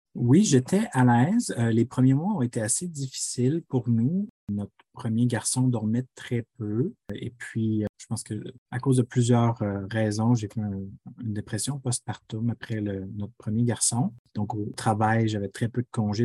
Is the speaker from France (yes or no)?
no; Quebec City, Quebec, Canada; first language French; moved away as an adult; now in Ottawa, Canada; je suis originaire de la ville de Québec originellement, mais j'habite à Ottawa en Ontario depuis 2009